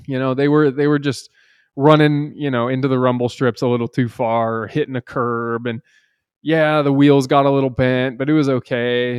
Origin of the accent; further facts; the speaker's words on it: Seattle, Washington, United States; I'm from Seattle